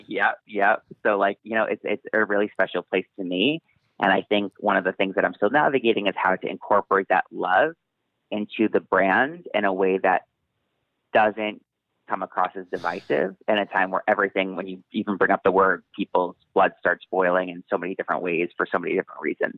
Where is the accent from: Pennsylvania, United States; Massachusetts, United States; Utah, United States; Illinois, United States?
Massachusetts, United States; where I grew up in Massachusetts